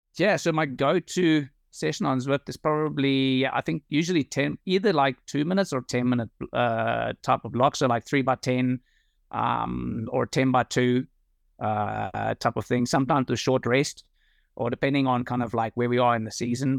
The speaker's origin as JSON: {"language": "English", "country": "South Africa", "moved": "as an adult", "lives_now": "Netherlands", "said": "I've got nothing against my home country"}